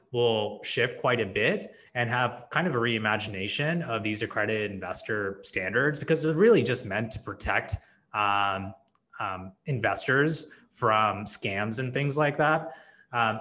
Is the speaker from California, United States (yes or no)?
yes; Silicon Valley, California, United States; also born or lived in India; growing up in Silicon Valley